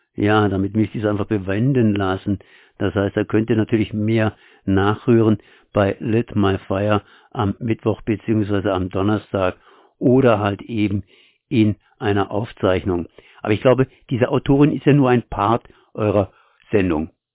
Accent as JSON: {"language": "German", "country": "Germany", "said": "als Deutscher"}